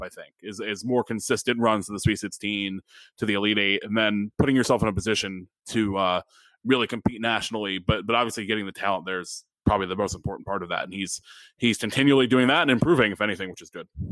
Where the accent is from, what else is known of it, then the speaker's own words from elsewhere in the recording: Stamford, Connecticut, United States; one of my local breweries up at my hometown, Half Full in Stamford